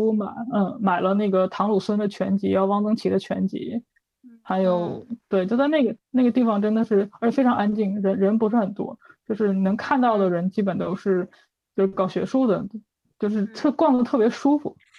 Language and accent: Chinese; Northeast China, China; 我们东北粤语都是这个，都是这个样子的，我觉得挺好的